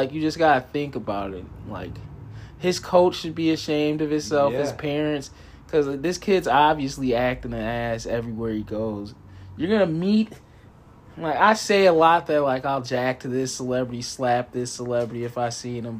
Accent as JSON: {"language": "English", "town": "Racine", "region": "Wisconsin", "country": "United States", "said": "we're from Racine"}